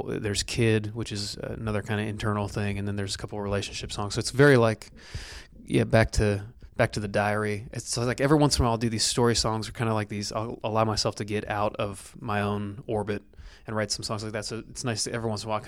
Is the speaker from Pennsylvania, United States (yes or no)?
no; Canfield, Ohio, United States; also born or lived in Youngstown, Ohio; my hometown of Canfield, Ohio, which is, I'm from Youngstown, kind of near Cleveland, but Canfield's like the suburb that I grew up